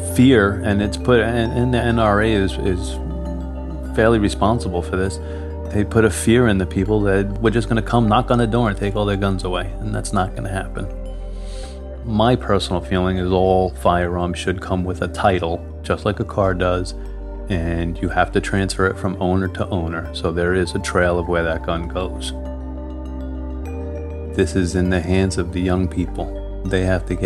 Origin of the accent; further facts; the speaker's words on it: Orange County, New York, United States; I'm from Orange County, New York